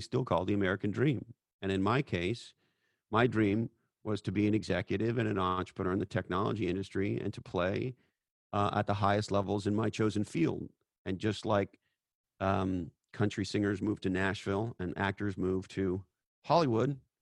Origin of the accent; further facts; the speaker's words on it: Canada; moved away as an adult; now in United States; I'm an immigrant from Canada